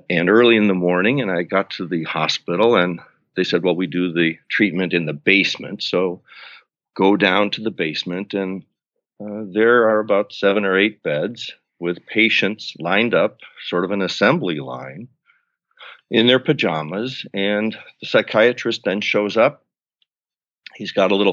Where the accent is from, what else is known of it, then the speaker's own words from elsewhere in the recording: Buffalo, New York, United States; I'm from Buffalo, New York, middle-class family